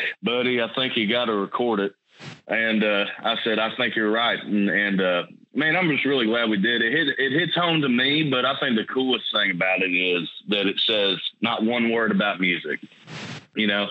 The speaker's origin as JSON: {"language": "English", "town": "Nicholasville", "region": "Kentucky", "country": "United States", "tie": "born or raised there", "said": "I was raised in Nicholsville, Kentucky, which is about 30 minutes south from Lexington."}